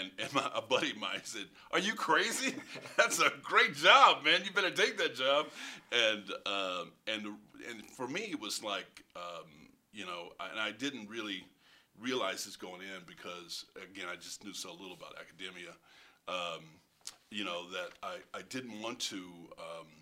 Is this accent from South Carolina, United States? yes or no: no; Kansas, United States; moved away; I didn't grow up in Lawrence, but I grew up in Kansas.